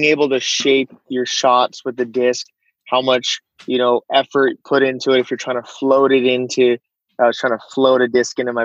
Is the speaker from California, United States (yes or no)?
yes; Southern California, United States; now in Monterey, United States; I grew up in Southern California near the beach